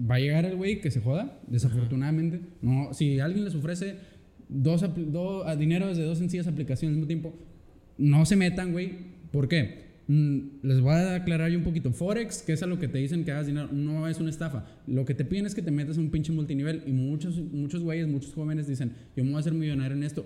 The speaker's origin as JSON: {"language": "Spanish", "country": "Mexico", "said": "como mexicano"}